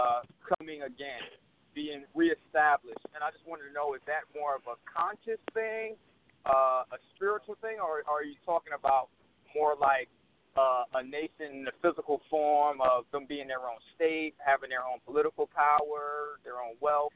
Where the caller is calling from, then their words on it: Fort Worth, Texas, United States; I'm calling from Fort Worth.